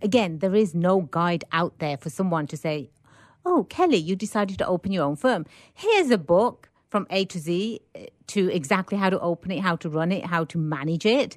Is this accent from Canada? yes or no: no; England, United Kingdom; born and raised in England